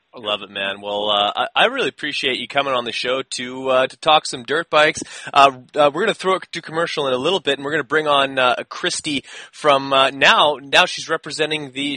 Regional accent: Canada; I'm Canadian

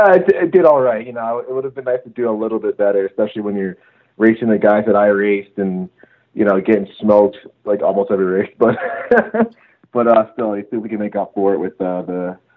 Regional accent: New England, United States; I grew up in the New England area

